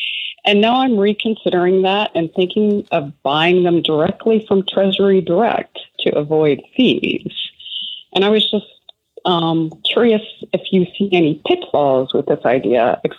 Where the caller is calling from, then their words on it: Portland, Oregon, United States; I'm calling from Portland, Oregon